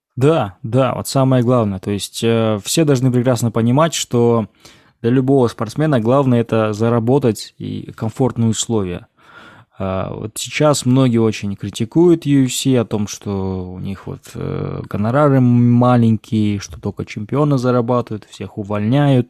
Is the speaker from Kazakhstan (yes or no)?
yes; Kazakhstan